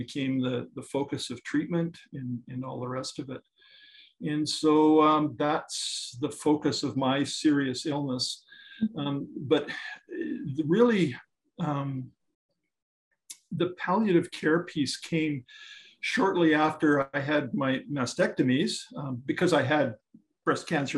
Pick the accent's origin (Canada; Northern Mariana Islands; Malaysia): Canada; northern Saskatchewan; also born or lived in Scotland / Panama; I was born in Scotland. My parents came to Canada when I was five and brought me along with, thank heavens. And then I grew up in northern Saskatchewan.